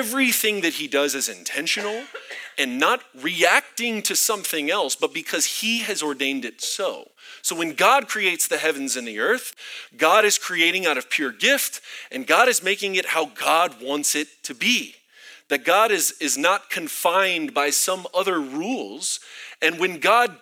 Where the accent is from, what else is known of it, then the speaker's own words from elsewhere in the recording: Florida, United States; now in Colorado Springs, United States; I'm from Florida, where we have swamp